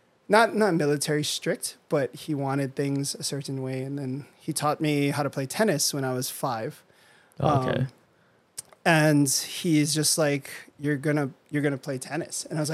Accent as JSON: {"language": "English", "town": "Honolulu", "region": "Hawaii", "country": "United States", "tie": "born or raised there", "also_born_or_lived": "Northern California", "moved": "as an adult", "said": "I grew up in Manoa and I went to Punahou"}